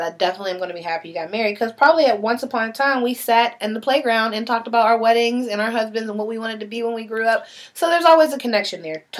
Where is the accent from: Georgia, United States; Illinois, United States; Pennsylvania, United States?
Pennsylvania, United States; Pittsburgh; also born or lived in Baltimore; I always say I'm from Pittsburgh by way of Baltimore because I spent equal parts of my life in both places.